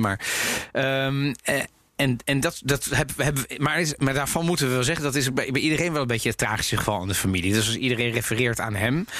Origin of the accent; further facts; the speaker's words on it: Netherlands; ik ben ook opgegroeid in Nederland